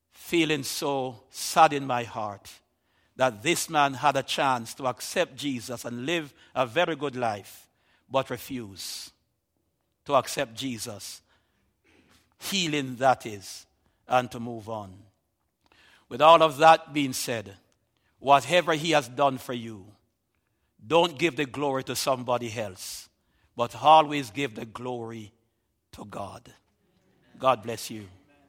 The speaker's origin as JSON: {"language": "English", "country": "Jamaica"}